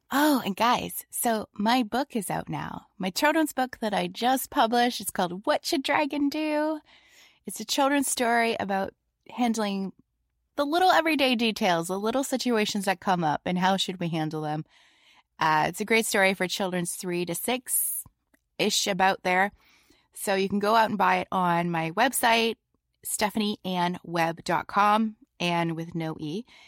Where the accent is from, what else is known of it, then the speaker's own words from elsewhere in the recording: Canada; I'm Canadian